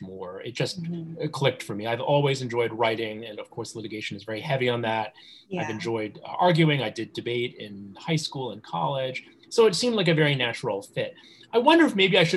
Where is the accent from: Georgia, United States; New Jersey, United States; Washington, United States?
New Jersey, United States; also born or lived in New York; I was born in New York and grew up in the suburbs in New Jersey.